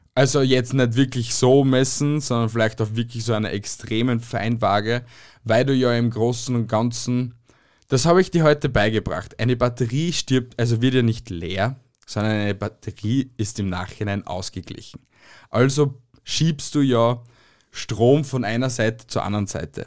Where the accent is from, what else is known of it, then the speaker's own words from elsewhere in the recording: Amstetten, Lower Austria, Austria; now in Styria, Austria; also ich bin geboren in Amstetten und bin aber jetzt da in der Steiermark